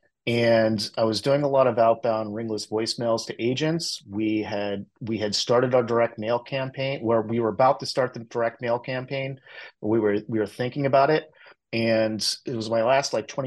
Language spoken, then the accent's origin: English; Cincinnati, Ohio, United States; moved away as an adult; now in San Francisco Bay Area, United States; I grew up in the Cincinnati area